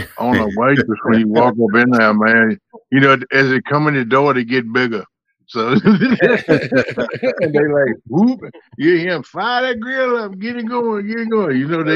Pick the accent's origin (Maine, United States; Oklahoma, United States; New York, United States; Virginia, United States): Virginia, United States; South Central; I'm from South Central Virginia. I'm about 30 minutes from Bluestone Landing at Kerr Lake. Bugs Island, us locals call it.